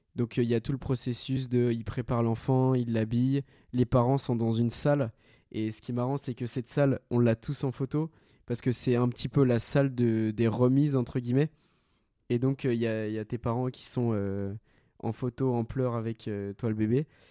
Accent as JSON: {"language": "French", "country": "France", "also_born_or_lived": "Colombia", "said": "je suis français et une autre nationalité"}